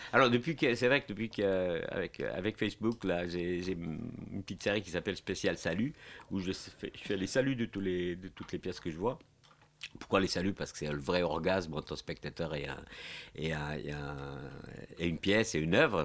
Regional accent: Portugal; French is a second language; now in France

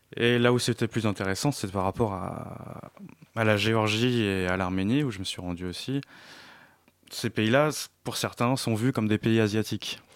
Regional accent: France; also born or lived in Iași, Romania; Je suis européen de toute façon, étant français, habitant en Europe

